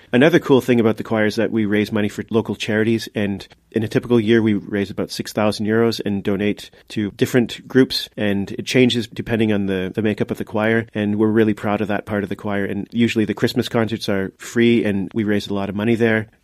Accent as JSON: {"language": "English", "country": "Canada", "moved": "as an adult", "lives_now": "Luxembourg", "said": "I'm from Canada, and I've lived in Luxembourg for seventeen years"}